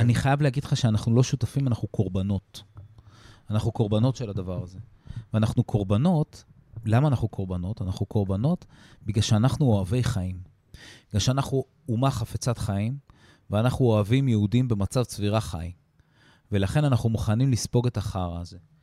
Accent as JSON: {"language": "Hebrew", "country": "Israel", "said": "הערכים שלנו כישראלים"}